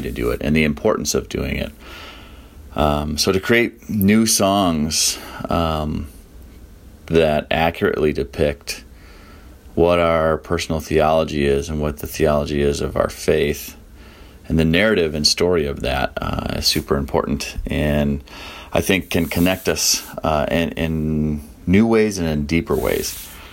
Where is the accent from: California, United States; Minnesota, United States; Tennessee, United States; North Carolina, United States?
Minnesota, United States; Minneapolis; I'm from Minneapolis, Minnesota